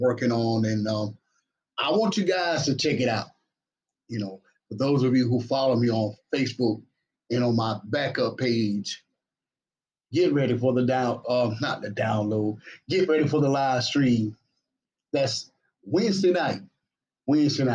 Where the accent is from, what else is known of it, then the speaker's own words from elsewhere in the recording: Batesburg-Leesville, South Carolina, United States; all of my family and friends right here in my hometown, Batesburg, Leesville